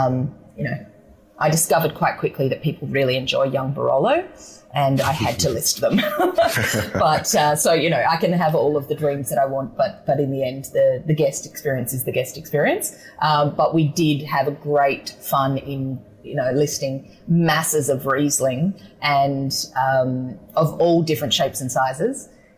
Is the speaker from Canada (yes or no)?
no; Adelaide, South Australia, Australia; I grew up in South Australia, so I suppose there's that, and in the southern part of Adelaide, so McLaren Vale was really, really close to where I grew up.